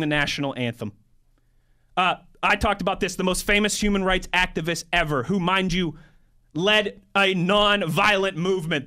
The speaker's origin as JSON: {"language": "English", "town": "Cranberry", "region": "Pennsylvania", "country": "United States", "tie": "born or raised there", "said": "I grew up in Cranberry, Pennsylvania"}